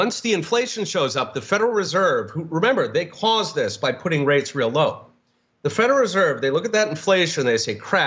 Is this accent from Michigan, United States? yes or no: no; Philadelphia, Pennsylvania, United States; I grew up in Philadelphia